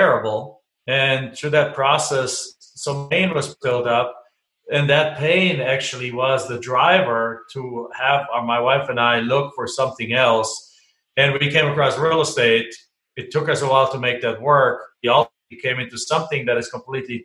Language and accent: English; Germany; moved away as an adult; now in United States; I'm from Germany, so I came here with basically two suitcases, a bunch of student debt, and a dream. And I got to finish my college degree here